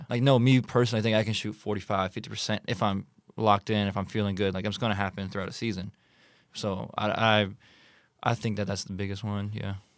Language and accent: English; United States; I'm American